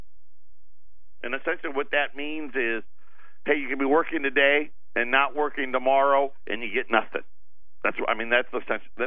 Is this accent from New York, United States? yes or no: yes; Syracuse, New York, United States; moved away; Where I grew up in Syracuse